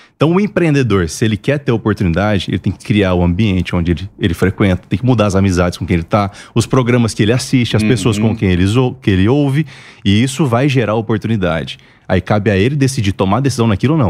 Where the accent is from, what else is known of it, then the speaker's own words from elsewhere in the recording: Mato Grosso, Brazil; moved away as an adult; now in Alphaville, Brazil; Eu sou mato grossense, sou lá do Mato Grosso. E de lá para cá a gente contactou e eu mudei para Alphaville